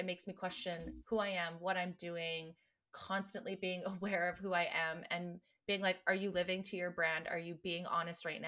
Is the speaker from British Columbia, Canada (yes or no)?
yes; Vancouver Island, British Columbia, Canada; also born or lived in Grande Prairie, Alberta / Red Deer, Alberta; now in Kelowna, Canada; I'm from Vancouver Island. originally.